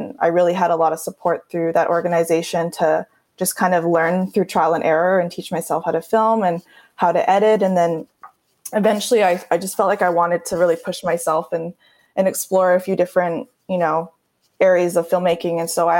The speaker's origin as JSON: {"language": "English", "town": "Surrey", "region": "British Columbia", "country": "Canada", "tie": "born or raised there", "also_born_or_lived": "Victoria, Canada", "lives_now": "Vancouver, Canada", "said": "I grew up in South Surrey, White Rock area."}